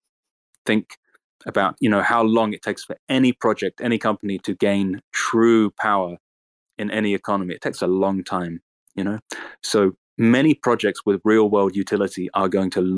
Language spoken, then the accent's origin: English; United Kingdom; as a British man